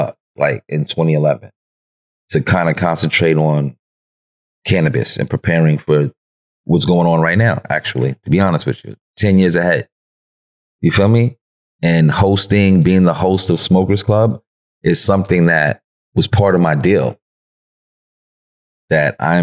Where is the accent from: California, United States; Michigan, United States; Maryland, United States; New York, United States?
New York, United States; New York City; I'm from New York